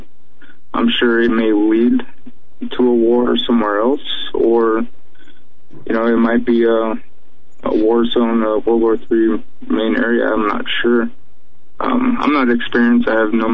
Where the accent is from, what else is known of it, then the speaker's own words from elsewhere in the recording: Chicago, Illinois, United States; I've, you know, never left the United States. I was born in Chicago